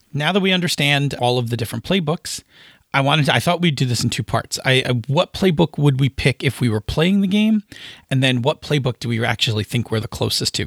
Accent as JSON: {"language": "English", "town": "Buffalo", "region": "New York", "country": "United States", "said": "I'm from Buffalo"}